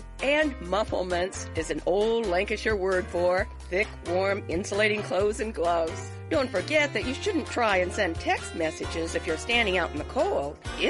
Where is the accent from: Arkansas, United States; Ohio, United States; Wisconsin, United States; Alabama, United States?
Wisconsin, United States; When I was growing up in Wisconsin